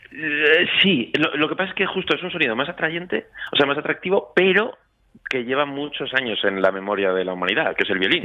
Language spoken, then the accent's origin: Spanish; Zaragoza, Aragon, Spain; moved away as an adult; also born or lived in Madrid